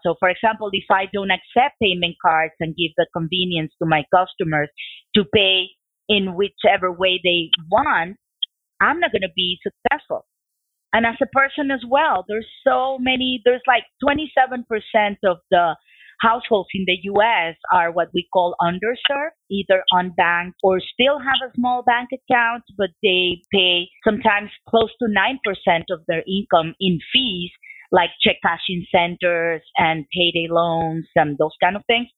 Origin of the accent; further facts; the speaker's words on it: Mexico City, Mexico; moved away as an adult; also born or lived in Venezuela / New York; I was born in Venezuela, even though I um, was raised in Mexico City